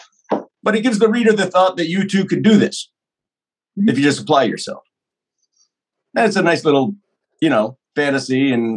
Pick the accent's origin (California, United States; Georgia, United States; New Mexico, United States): California, United States; Southern; moved away; I come from Southern California originally.